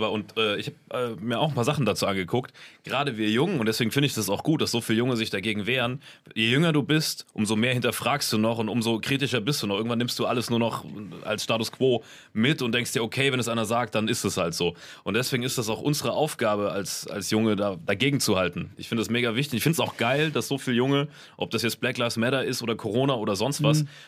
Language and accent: German; Saarland, Germany; ich komme aus dem Saarland, weißt, ich